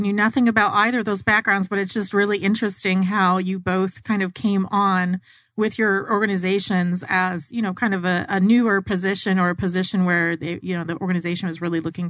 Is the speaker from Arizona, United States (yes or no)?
yes; Arizona, United States; I grew up in Arizona as well